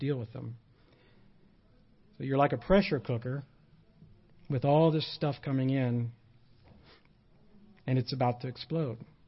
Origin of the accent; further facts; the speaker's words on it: United States; I am an American